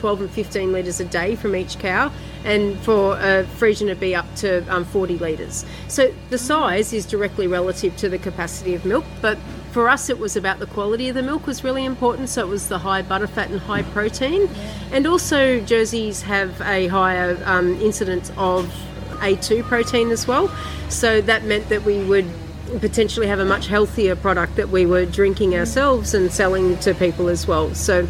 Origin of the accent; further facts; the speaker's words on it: Bermagui, New South Wales, Australia; Bermagui. Oh. Not so city, well, bigger than Toowa.